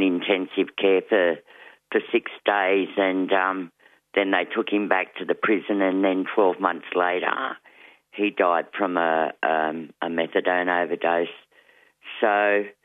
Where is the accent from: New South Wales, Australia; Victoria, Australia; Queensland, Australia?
New South Wales, Australia; Whitton; also born or lived in Leeton, New South Wales; now in Canberra, Australia; I'm a Wiradjuri woman. I was born in Leeton, New South Wales, and grew up in a small country town called Witten.